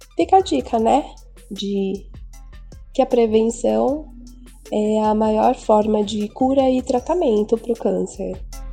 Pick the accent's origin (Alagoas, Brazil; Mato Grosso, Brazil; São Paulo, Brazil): São Paulo, Brazil; eu sou do Jardim Macedônia, São Paulo.